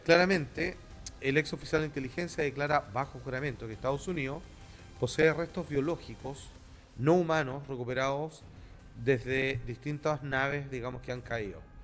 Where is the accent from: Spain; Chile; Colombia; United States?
Chile; somos latinos, somos una minoría. O sea, somos chilenos